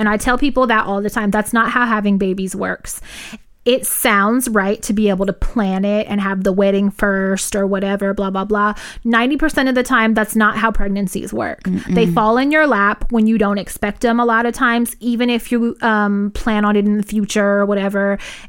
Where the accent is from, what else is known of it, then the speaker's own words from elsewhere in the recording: Los Angeles, California, United States; We grew up in South Central L.A. and were out on the streets really... really doing the most when we were like 13 years old.